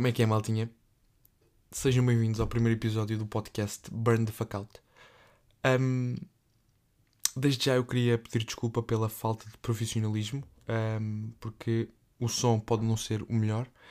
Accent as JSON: {"language": "Portuguese", "town": "Évora", "region": "Alentejo", "country": "Portugal", "tie": "born or raised there", "moved": "as an adult", "lives_now": "Lourinhã, Portugal", "said": "sou natural de Évora, uh, vivo numa terra relativamente perto da Évora, cerca de 60 km de Évora, uma terrinha muito pequena"}